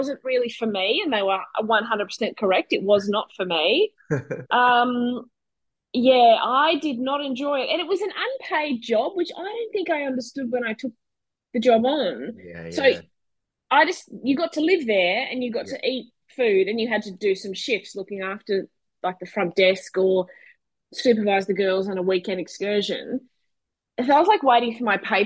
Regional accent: Brisbane, Queensland, Australia; also born or lived in Perth; So I was born in Brisbane. Lived there almost my entire life, except for a couple of short stints

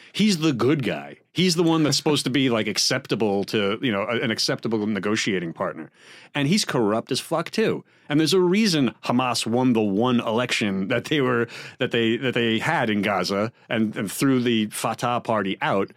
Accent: United States; as American taxpayers and voters

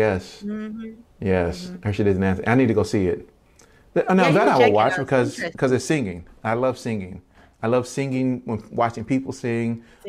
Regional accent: Baltimore, Maryland, United States; moved away; also born or lived in Virginia; But I'm originally from Baltimore. But my family moved to Virginia, and so I claim both, of course. I still have tons of family in Baltimore, tons of family in Virginia.

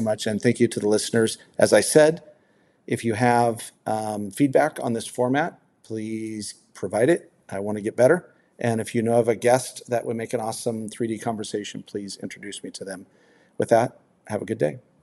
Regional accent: United States; I'm very proud to be an American or, or you know a U.S. citizen. I'm proud to be from here

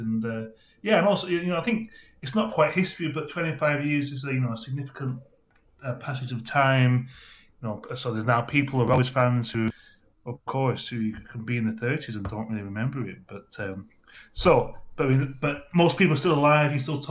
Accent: Blackburn, North West England, United Kingdom; moved away as an adult; also born or lived in London; now in Asia; Well, I'm from Blackburn. I was born there quite a long time ago now, but grew up in the town as well before leaving for university and travelling around a bit.

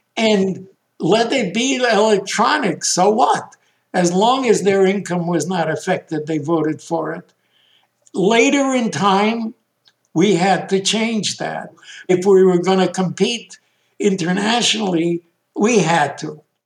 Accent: Chicago, Illinois, United States; also born or lived in Bialystok, Poland; We ended in Chicago. I grew up as an American kid

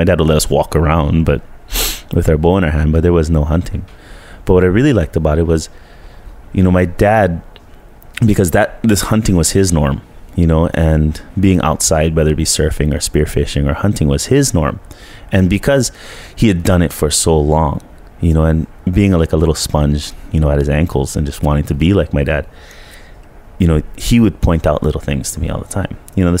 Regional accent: Colorado, United States; now in Honokaa, United States; because we grew up in Colorado, basically, you know, from 5 to 10 is your younger exploration.

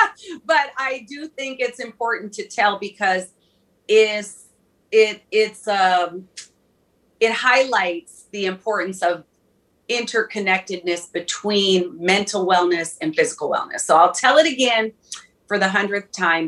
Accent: Minneapolis, Minnesota, United States; I'm from Minneapolis

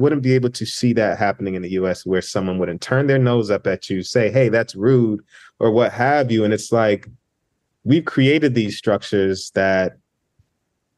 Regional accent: United States; being in the States, being a first generation Nigerian American

